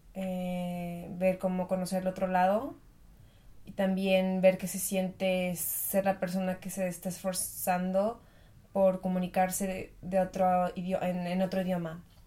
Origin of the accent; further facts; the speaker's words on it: Mexico; moved away as an adult; now in Germany; yo vivía en México, obviamente yo soy de México